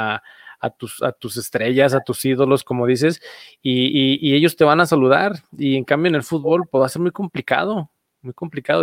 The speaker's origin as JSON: {"language": "Spanish", "region": "Aguascalientes", "country": "Mexico", "said": "soy de aquí de Aguascalientes"}